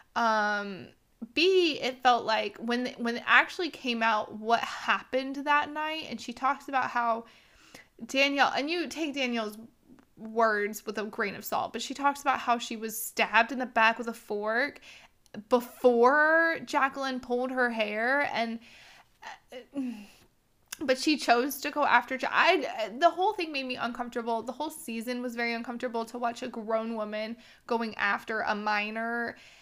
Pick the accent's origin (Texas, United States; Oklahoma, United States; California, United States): Texas, United States; Houston; I grew up in Houston